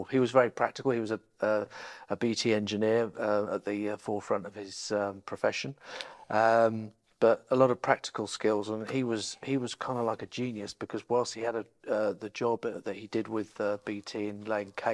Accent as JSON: {"language": "English", "area": "Essex", "region": "East of England", "country": "United Kingdom", "tie": "born or raised there", "also_born_or_lived": "Norwich, Norfolk", "moved": "yes", "said": "I grew up in Essex, so I'm a Norfolk boy when it suits, I'm an Essex boy when it suits"}